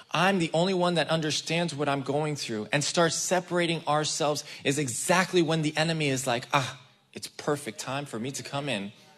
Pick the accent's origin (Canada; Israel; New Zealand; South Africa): Israel; moved away; I grew up in the Israeli army. I was raised in the Israeli army.